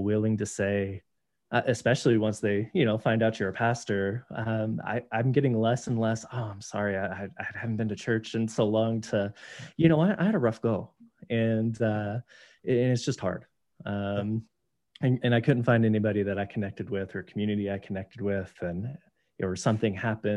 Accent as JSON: {"language": "English", "region": "Texas", "country": "United States", "tie": "born or raised there", "also_born_or_lived": "New Mexico / Montana", "moved": "yes", "lives_now": "Wyoming, United States", "said": "I grew up in Texas, served there, served in New Mexico"}